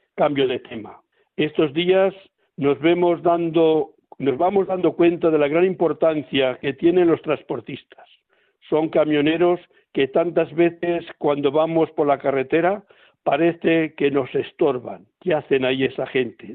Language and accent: Spanish; Palencia, Castile and León, Spain; yo estoy ahora aquí en Palencia, en mi tierra